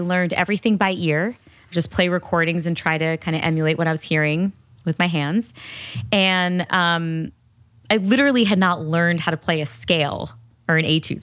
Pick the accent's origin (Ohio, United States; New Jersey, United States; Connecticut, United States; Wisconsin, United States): Connecticut, United States; I grew up in Connecticut.